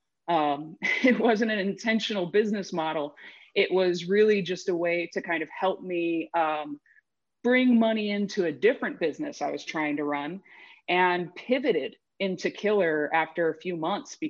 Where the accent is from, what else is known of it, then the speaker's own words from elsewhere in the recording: Cleveland, Ohio, United States; moved away as an adult; now in Seattle, United States; I grew up outside of Cleveland, Ohio